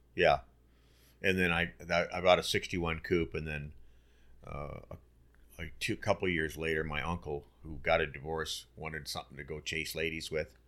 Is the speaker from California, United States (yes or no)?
yes; Burbank, California, United States; growing up in Burbank, North Hollywood